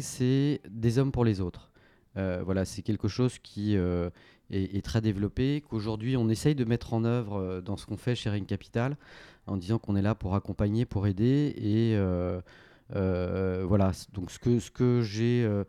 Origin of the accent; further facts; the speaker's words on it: Paris, Île-de-France, France; j'ai fait toute ma scolarité euh, donc à Franklin, comme on l'appelle, hein, Saint-Louis de Gonzague